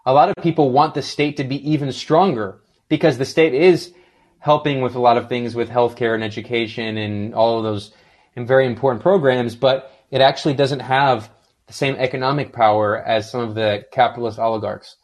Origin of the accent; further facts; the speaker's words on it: United States; I was born and raised in the United States